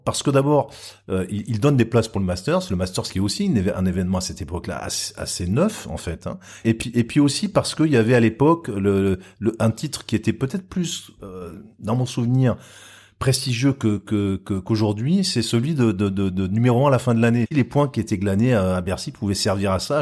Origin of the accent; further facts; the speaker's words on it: Marseille, Provence-Alpes-Côte d'Azur, France; je suis marseillais